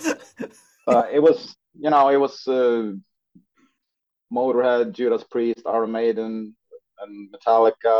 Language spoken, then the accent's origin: English; northern Sweden, Sweden; a guy living in a small town in northern Sweden